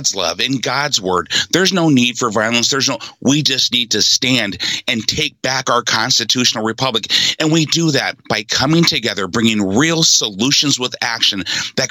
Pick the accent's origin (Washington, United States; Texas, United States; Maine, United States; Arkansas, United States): Washington, United States; Seattle; also born or lived in Oakland, California; Mom moved us to Seattle. I was raised in Seattle.